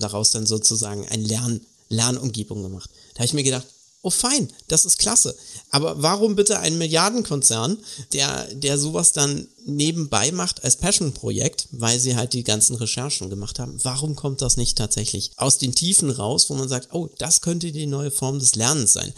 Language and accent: German; Germany; also born or lived in Karlsruhe; bei uns in Deutschland